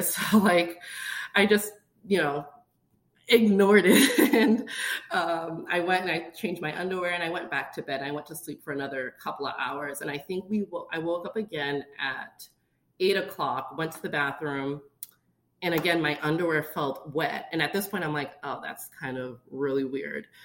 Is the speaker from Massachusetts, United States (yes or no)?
yes; Boston, Massachusetts, United States; moved away; we're originally from Boston, Massachusetts